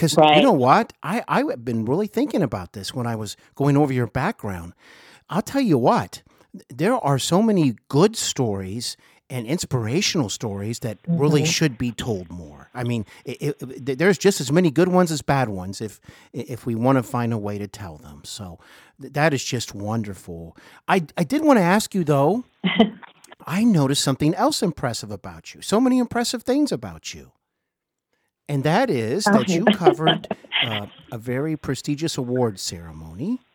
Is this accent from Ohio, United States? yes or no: yes; Cincinnati, Ohio, United States; also born or lived in Hollywood; I now reside in my hometown of Cincinnati